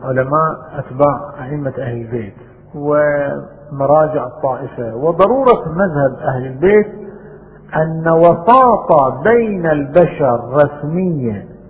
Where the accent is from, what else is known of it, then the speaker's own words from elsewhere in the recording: Bahrain; عندنا في البحرين